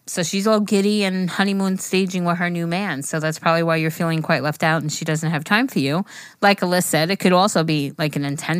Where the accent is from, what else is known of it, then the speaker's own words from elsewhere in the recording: India; Well, I'm from India, and I need some advice on how to handle some situation that comes in front of me.